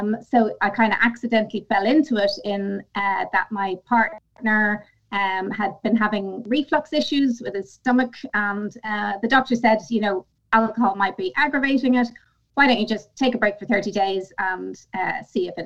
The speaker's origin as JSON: {"language": "English", "country": "Ireland", "said": "I'm Irish. Mm-hmm. So it's ingrained in us from, birth"}